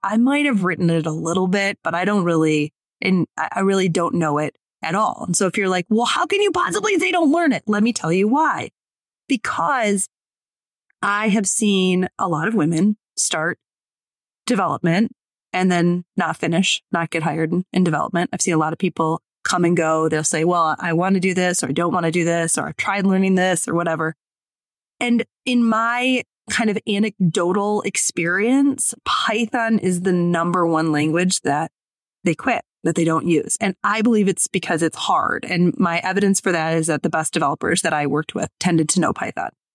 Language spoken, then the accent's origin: English; Detroit, Michigan, United States; I'm from Detroit